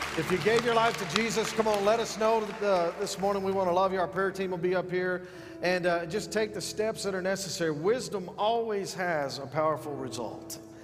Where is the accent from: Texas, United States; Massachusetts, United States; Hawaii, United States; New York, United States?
Texas, United States; San Angelo; I'm from Northside San Angelo